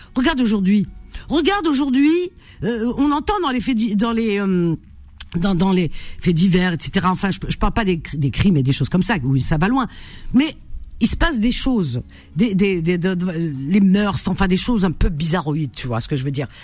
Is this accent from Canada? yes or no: no; Algeria; born or raised there; now in France